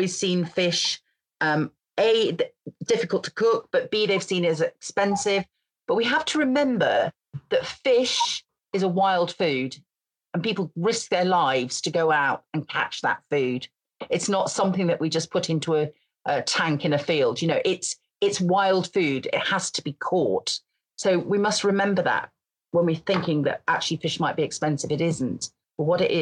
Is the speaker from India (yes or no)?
no; Grimsby, Yorkshire and the Humber, United Kingdom; also born or lived in Scotland; I come from Grimsby